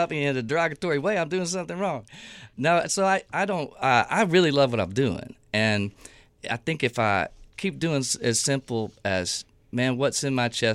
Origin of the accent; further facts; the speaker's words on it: East Texas, United States; moved away as an adult; also born or lived in Atlanta; what I grew up under in Southern Baptist East Texas